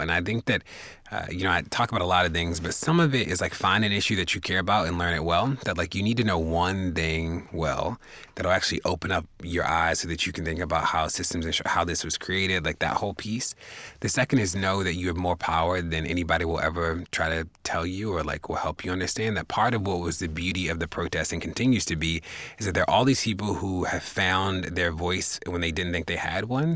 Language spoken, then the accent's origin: English; Baltimore, Maryland, United States; I'm from Baltimore, live in Baltimore